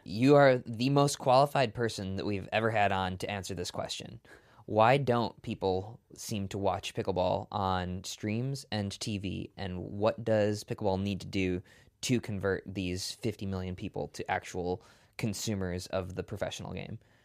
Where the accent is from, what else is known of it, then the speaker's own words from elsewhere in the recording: Milwaukee, Wisconsin, United States; born and raised in, in Milwaukee